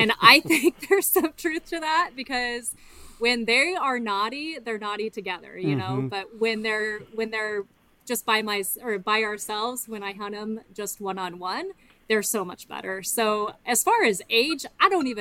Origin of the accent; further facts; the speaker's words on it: southeast Nebraska, United States; I grew up in southeast Nebraska, and I live in south central now